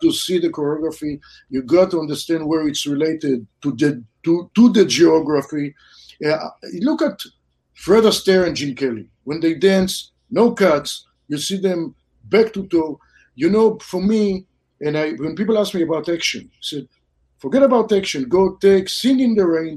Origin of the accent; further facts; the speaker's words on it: Israel; moved away as an adult; also born or lived in Southern California; now in California, United States; I grew up in Israel. Then I moved to California, Southern California.